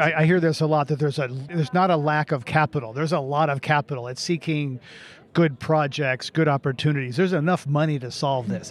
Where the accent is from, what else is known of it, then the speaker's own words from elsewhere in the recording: United States; as an American